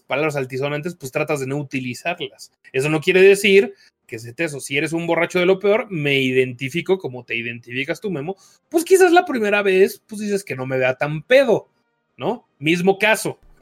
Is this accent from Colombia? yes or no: no; Mexico City, Mexico; Yo soy del DF, no soy de Monterrey